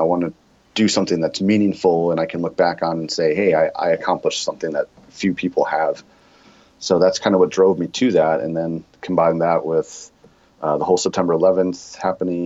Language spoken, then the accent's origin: English; Sheboygan, Wisconsin, United States; moved away as an adult; now in Chicago, United States; I grew up in Sheboygan, Wisconsin